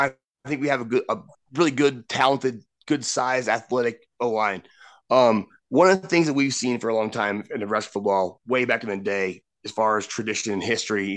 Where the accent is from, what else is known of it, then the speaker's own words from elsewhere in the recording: Nebraska, United States; Brock and I are both from a very small town, Nebraska.